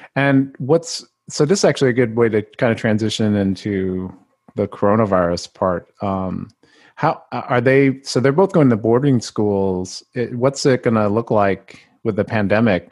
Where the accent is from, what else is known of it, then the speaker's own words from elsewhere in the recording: Mississippi, United States; I was the only Filipino for many years growing up in Mississippi